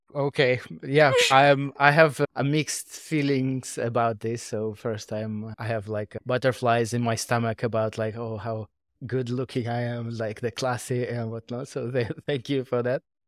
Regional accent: Moscow, Russia; moved away as an adult; now in Singapore; I was born and raised in Russia, Moscow. Eight years ago, I moved to Asia.

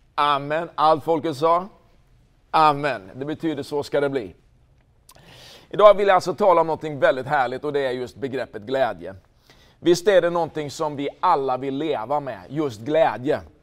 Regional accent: Linköping, Östergötland, Sweden; den fantastiska staden Linköping, platsen där jag är född

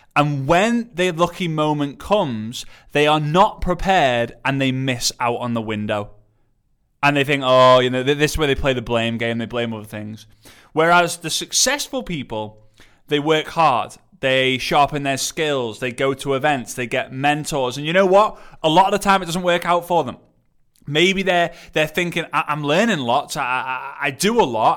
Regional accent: England, United Kingdom; I'm I'm English

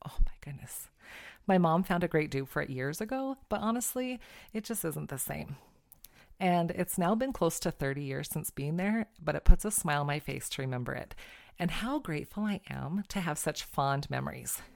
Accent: California, United States; moved away; also born or lived in Glasgow, Montana; growing up in California, my family would go to our favorite Mexican restaurant, the Hacienda

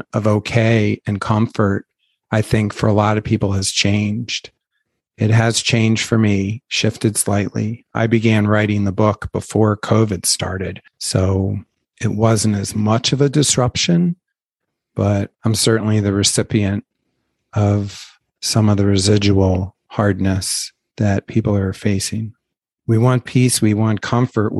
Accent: Baltimore, Maryland, United States; moved away; where I grew up in Baltimore

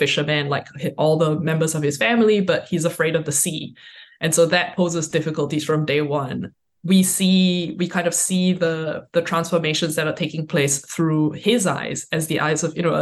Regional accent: Singapore; now in United States; I'm from Singapore. I grew up in Singapore

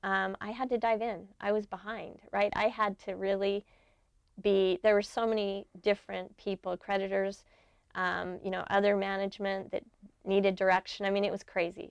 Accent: Brigham City, Utah, United States; I grew up in Brigham City, Utah in the 60s.

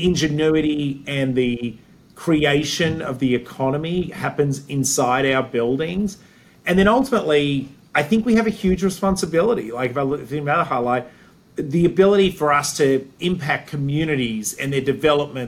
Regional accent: Australia; moved away as an adult; also born or lived in Sydney, Australia / Cleveland, Ohio / Chicago / Wilmette; now in United States; growing up in Australia

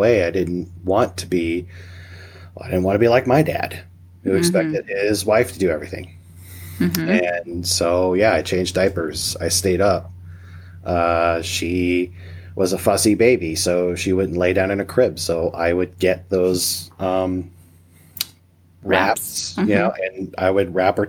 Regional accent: Missouri, United States; now in Nebraska, United States; I was born and raised in Missouri

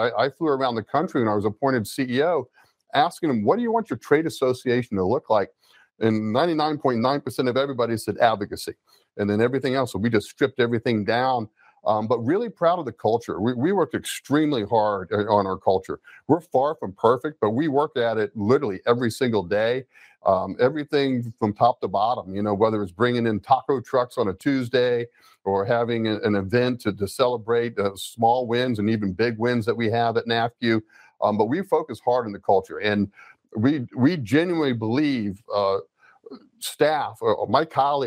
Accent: Gainesville, Florida, United States; I grew up in Gainesville, Florida

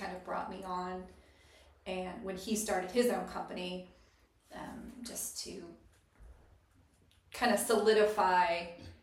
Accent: Indiana, United States; also born or lived in Zionsville, Indiana; now in Ocala, United States; I grew up, after we moved from Indianapolis, we moved to a horse farm.

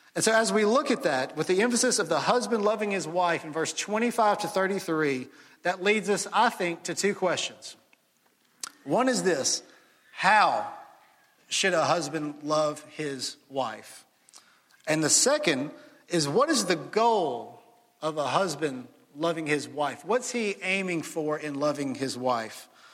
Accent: Jackson, Mississippi, United States; moved away as an adult; now in Starkville, United States; I grew up in Jackson, Ole Miss fan all my life

